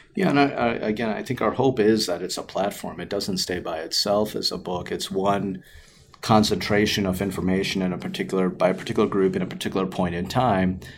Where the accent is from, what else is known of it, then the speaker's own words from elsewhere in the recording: Chicago, Illinois, United States; also born or lived in Naperville, Illinois; growing up in the Chicagoland area um, and doing all of my schooling and training here